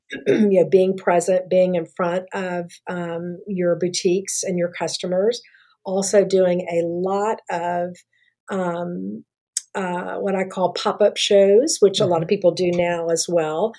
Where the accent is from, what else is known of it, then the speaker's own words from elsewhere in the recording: Memphis, Tennessee, United States; moved away as an adult; also born or lived in Mississippi / Dallas; I'm from Memphis originally